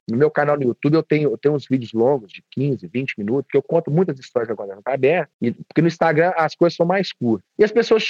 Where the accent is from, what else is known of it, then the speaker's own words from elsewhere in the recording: Divinópolis, Minas Gerais, Brazil; accent: mineiro; o meu sotaque, ele, até mesmo para os padrões de Divinópolis aqui, ele é um pouco mais